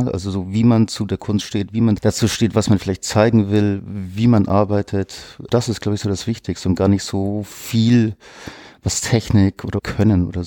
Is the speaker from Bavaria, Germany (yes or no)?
yes; Munich, Bavaria, Germany; born there; Also ich bin in München geboren, habe dann auch auf der Münchner Akademie bei Markus Oehlen eben studiert.